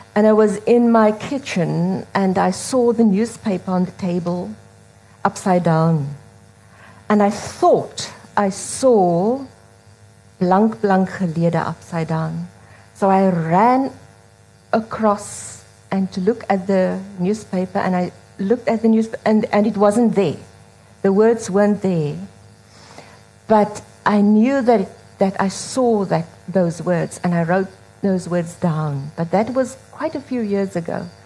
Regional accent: Strand, Western Cape, South Africa; first language Afrikaans; English is a second language; I grew up in a house in the Strand. I was born in the Eastern Cape

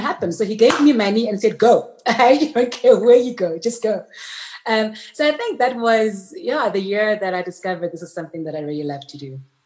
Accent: Soshanguve, Gauteng, South Africa; I was born in Sochanguve, which is just north of Pretoria

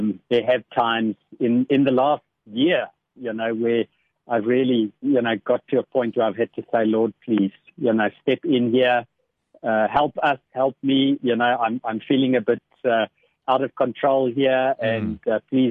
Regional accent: Boksburg, Gauteng, South Africa; I grew up in Boksburg

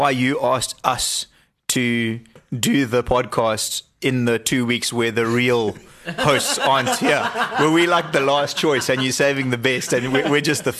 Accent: Zimbabwe; Born and bred in Zimbabwe.

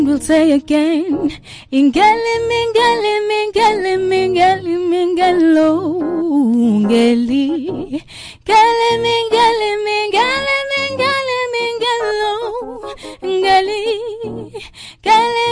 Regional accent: Mkhuhlu, Mpumalanga, South Africa; I grew up in Mkhuhlu, you know, in the rural areas.

